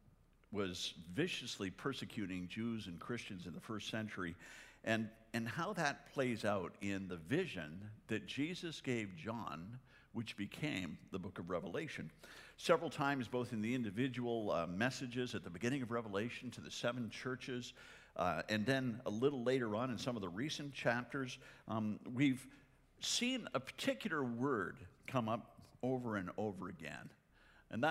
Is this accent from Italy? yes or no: no; Canada; moved away; I'm Canadian